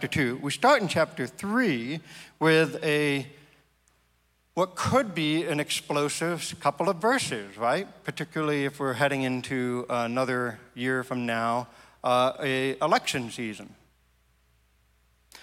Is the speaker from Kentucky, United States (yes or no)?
no; Maine, United States; my home state